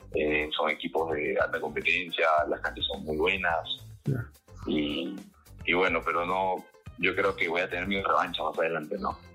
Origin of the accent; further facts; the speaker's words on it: Lima, Peru; now in Cali, Colombia; yo soy de Victoria